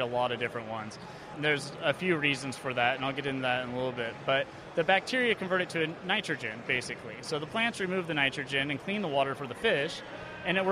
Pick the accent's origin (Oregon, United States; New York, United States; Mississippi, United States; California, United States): Oregon, United States; Monmouth; I'm from Monmouth, Oregon